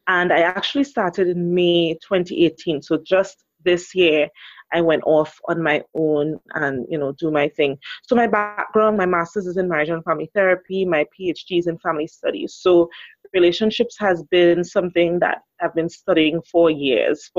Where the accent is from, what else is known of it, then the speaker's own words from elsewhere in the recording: Trinidad & Tobago; I'm from the beautiful Twin Island Republic of Trinidad and Tobago.